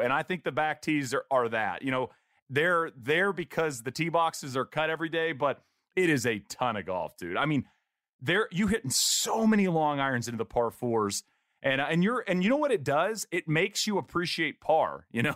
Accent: Marshall, Texas, United States; a buddy of Rusty Reynolds, uh, who I grew up with in Marshall, Texas

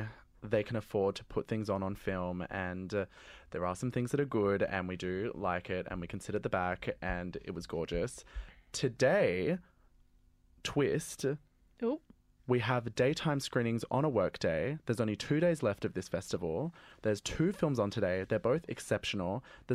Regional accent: Adelaide, South Australia, Australia; I'm from Adelaide

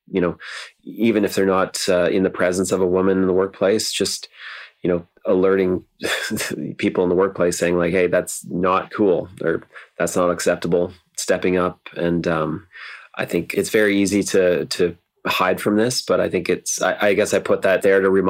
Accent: Ontario, Canada; now in Vancouver, Canada; when I grew up in Ontario

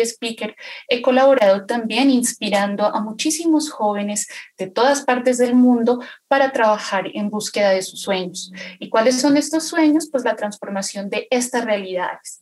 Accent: Pasto, Nariño, Colombia; soy de la ciudad de Pasto, Nariño, Colombia

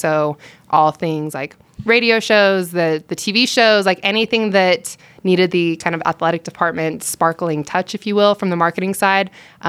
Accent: Morgan, Utah, United States; born or raised there

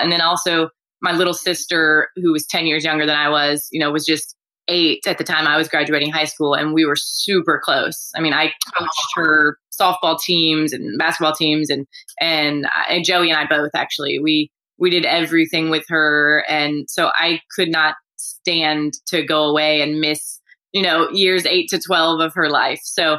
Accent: Houston, Texas, United States; Born and raised in Houston.

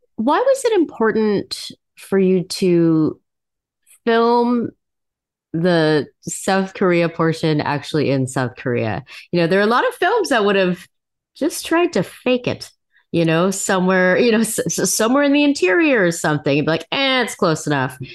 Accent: Montreal, Quebec, Canada; I was born in Montreal

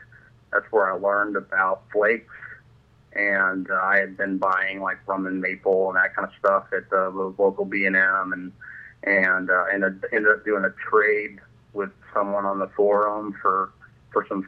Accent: southern Illinois, United States; moved away as an adult; also born or lived in Ukraine; I grew up in southern Illinois, and rural farming kind of communities

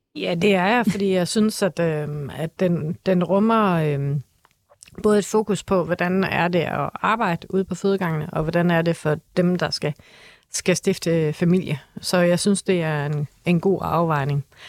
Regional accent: Aarhus, Central Denmark Region, Denmark; accent: Aarhus dialect; i Aarhus, hvor jeg kommer fra, det tror jeg er rimelig tydeligt på min dialekt

